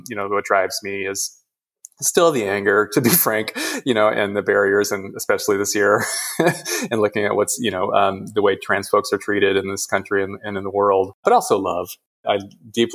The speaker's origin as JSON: {"language": "English", "region": "Midwest", "country": "United States", "tie": "born or raised there", "said": "I grew up in the Midwest"}